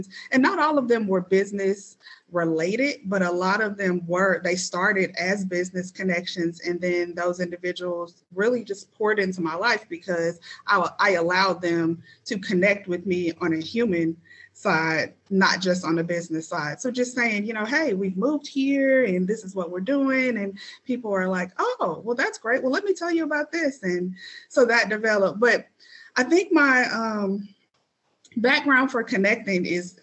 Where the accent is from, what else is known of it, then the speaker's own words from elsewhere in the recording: St. Louis, Missouri, United States; moved away as an adult; now in Indianapolis, United States; I am actually a Indianapolis implant. So I'm not born and raised here. I'm originally from St. Louis, Missouri